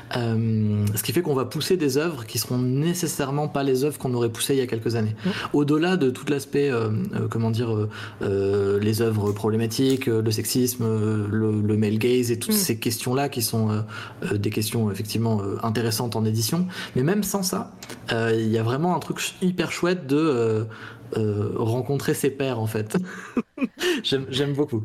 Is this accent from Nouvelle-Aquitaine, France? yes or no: no; Chambéry, Auvergne-Rhône-Alpes, France; J'ai grandi en Savoie à Chambéry